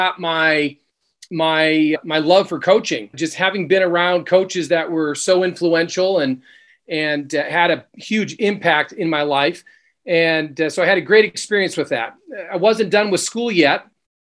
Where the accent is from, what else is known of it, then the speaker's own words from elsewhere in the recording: Connecticut, United States; now in Utah, United States; we grew up in Connecticut.